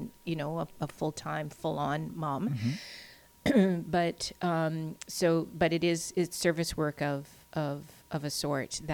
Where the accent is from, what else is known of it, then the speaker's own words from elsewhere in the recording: Steinbach, Manitoba, Canada; I grew up in Steinbeck.